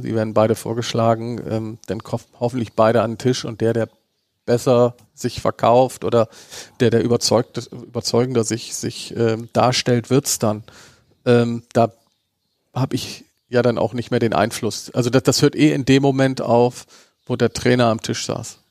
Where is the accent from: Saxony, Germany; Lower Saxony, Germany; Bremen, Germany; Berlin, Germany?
Bremen, Germany; einen gebürtigen Bremer wie mich